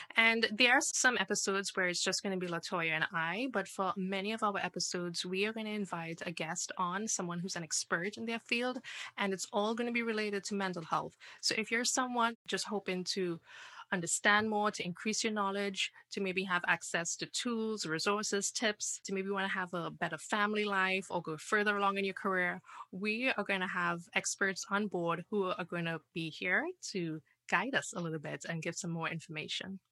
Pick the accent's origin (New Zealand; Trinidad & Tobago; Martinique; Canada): Trinidad & Tobago; now in United States; I am originally from Trinidad